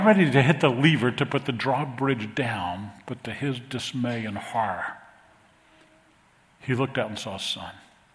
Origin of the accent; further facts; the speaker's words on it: New Orleans, Louisiana, United States; When I was a kid growing up in New Orleans, we had a great youth group